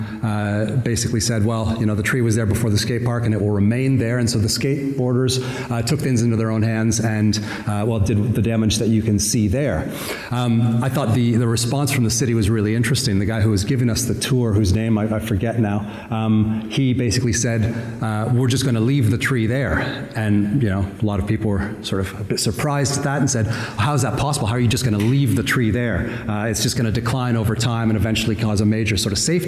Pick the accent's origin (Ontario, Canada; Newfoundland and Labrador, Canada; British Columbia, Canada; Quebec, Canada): Ontario, Canada; Southern; accent: Southern Ontario; now in New Zealand; I am from Canada originally. Obviously, I was introduced as being from New Zealand. That's where I traveled from. I arrived yesterday morning. You can tell by the accent, though, it's definitely not a Kiwi accent. It's not nearly as charming as Mark Robertson's accent. Just a plain old Southern Ontario accent.